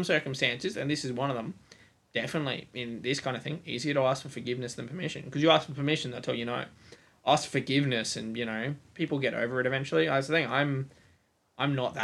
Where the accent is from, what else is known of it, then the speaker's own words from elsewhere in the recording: Australia; as an Australian